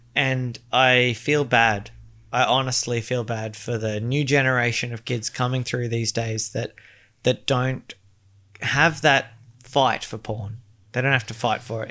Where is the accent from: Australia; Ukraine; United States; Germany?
Australia; as an Australian